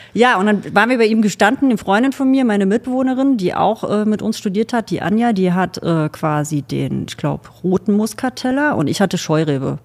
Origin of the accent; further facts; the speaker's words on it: Thuringia, Germany; also born or lived in Saxony; now in Geisenheim, Germany; Ich komme ursprünglich aus Thüringen